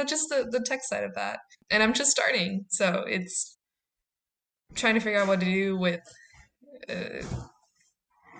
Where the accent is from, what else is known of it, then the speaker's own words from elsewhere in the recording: Chicago, Illinois, United States; I grew up in Southside, went to high school there